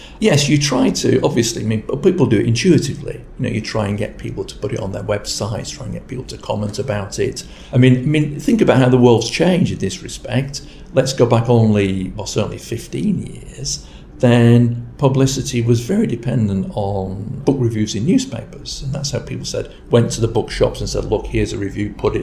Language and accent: English; Rochdale, North West England, United Kingdom; my hometown is Rochdale in Lancashire